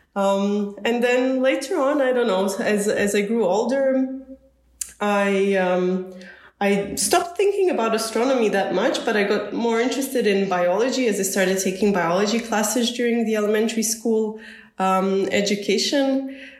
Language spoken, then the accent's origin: English; Zagreb, City of Zagreb, Croatia; I'm originally born and raised in Zagreb